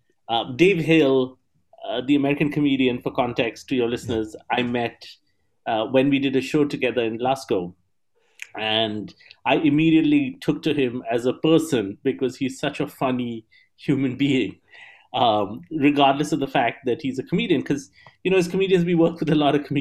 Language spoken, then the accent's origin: English; Kolkata, West Bengal, India; moved away as an adult; also born or lived in Columbus, Ohio, United States; I was born in Calcutta, India, which is in the eastern side of the country. I did my schooling in India